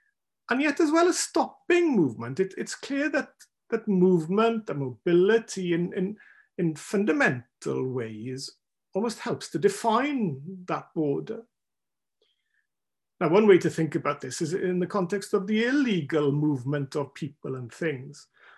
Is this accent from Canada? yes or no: no; Wales, United Kingdom; I'm Welsh because I'm not English.